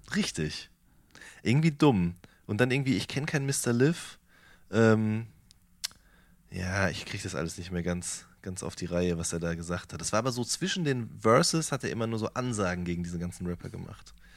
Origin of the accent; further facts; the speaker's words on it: Hagen, North Rhine-Westphalia, Germany; bin groß geworden in der Stadt, die man auch das Tor zum Sauerland nennt.